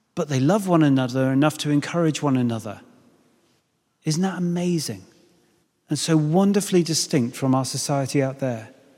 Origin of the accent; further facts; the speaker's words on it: United Kingdom; I know we're British